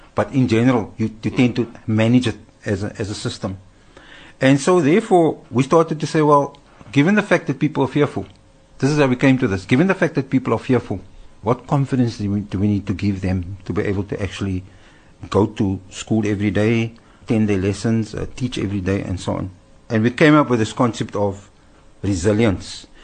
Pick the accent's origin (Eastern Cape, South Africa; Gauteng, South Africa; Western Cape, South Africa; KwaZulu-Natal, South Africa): Western Cape, South Africa; Cape Town; I grew up in Cape Town, I'm a Cape Town boy